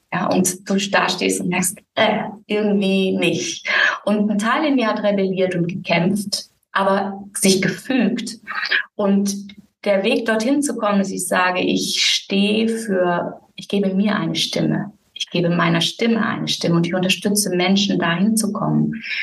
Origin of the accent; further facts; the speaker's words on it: Müllheim, Baden-Württemberg, Germany; moved away as an adult; also born or lived in Berlin; now in Algarve, Portugal; ich bin in Müllheim mit Doppel-L aufgewachsen